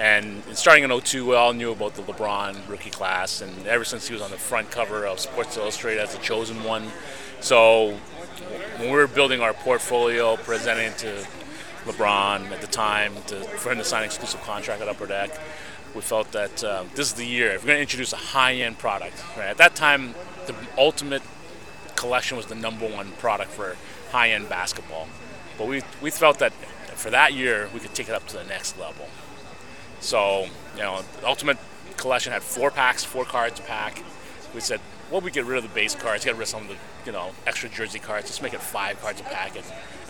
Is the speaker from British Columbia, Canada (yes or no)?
no; Toronto, Ontario, Canada; being in Canada, because I'm from Toronto